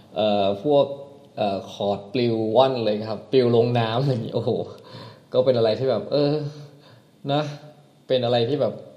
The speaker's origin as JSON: {"language": "Thai", "region": "Isan", "country": "Thailand", "also_born_or_lived": "Trat Province", "said": "ย้ายกลับมาที่จังหวัดบ้านเกิด"}